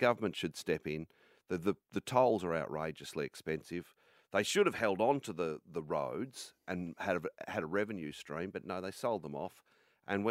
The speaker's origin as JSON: {"language": "English", "town": "Armadale", "region": "Victoria", "country": "Australia", "tie": "born or raised there", "said": "my hometown of Armidale"}